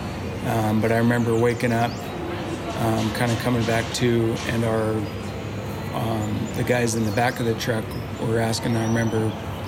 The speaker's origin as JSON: {"language": "English", "country": "United States", "said": "as an American"}